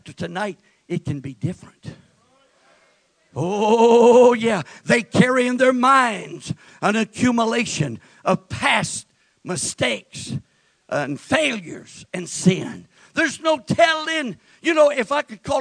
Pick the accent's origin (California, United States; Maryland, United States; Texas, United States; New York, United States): Texas, United States; West; I was born and raised in West Texas in my formative years